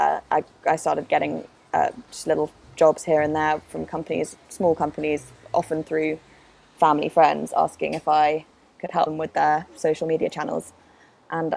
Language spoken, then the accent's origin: English; London, United Kingdom; also born or lived in Spain; Born and raised in London pretty much all my life, apart from a weird 3 years where we lived in Spain